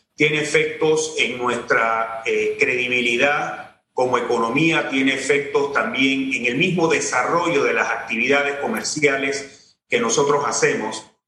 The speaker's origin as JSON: {"language": "Spanish", "town": "Tolé", "region": "Ngäbe-Buglé Comarca", "country": "Panama", "said": "soy de Tolé."}